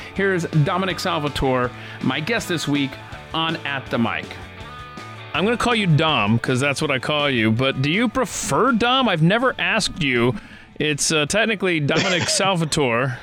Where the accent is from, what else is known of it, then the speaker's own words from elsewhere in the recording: the South, United States; I was born and raised in the South